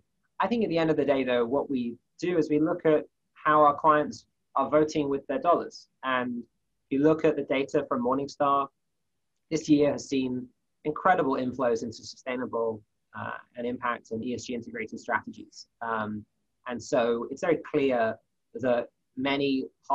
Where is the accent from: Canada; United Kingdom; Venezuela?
United Kingdom; moved away as an adult; now in United States; As a Brit who's been in the US for a few years now